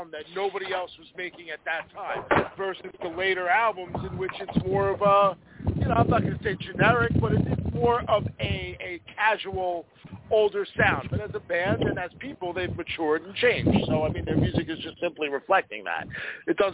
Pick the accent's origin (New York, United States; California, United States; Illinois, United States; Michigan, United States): New York, United States; moved away; also born or lived in New Jersey; growing up in New York